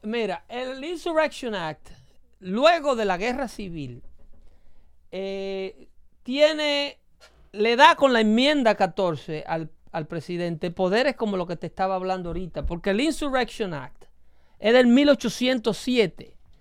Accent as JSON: {"language": "Spanish", "country": "Dominican Republic", "moved": "yes", "lives_now": "United States"}